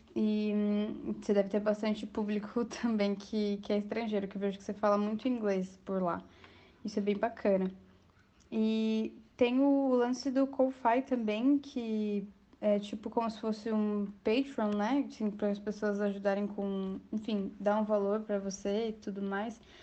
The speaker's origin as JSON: {"language": "Portuguese", "town": "Curitiba", "region": "Paraná", "country": "Brazil", "said": "eu também sou de Curitiba"}